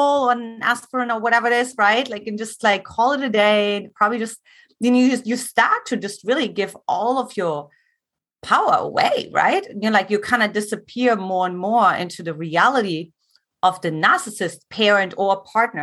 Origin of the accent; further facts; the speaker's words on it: eastern Germany, Germany; English is a second language; moved away as an adult; also born or lived in California; now in United States; I grew up in Eastern Germany, for those who want to uncover my accent